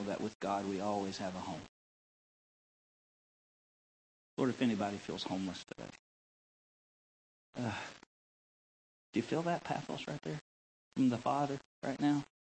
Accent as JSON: {"language": "English", "region": "North Central Arkansas", "country": "United States", "tie": "born or raised there", "moved": "yes", "said": "Growing up in North Central Arkansas"}